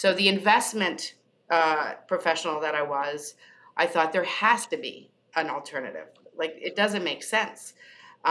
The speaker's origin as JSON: {"language": "English", "country": "Canada", "said": "I'm Canadian."}